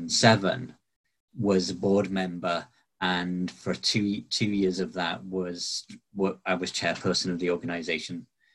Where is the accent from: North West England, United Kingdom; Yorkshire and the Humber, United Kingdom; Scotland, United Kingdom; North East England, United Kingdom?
Yorkshire and the Humber, United Kingdom; Barnsley; also born or lived in Glasgow / Bridlington; I was born in Glasgow, but I kind of grew up around Barnsley in South Yorkshire and around Bridlington in East Yorkshire. We kind of moved around a lot when I was growing up.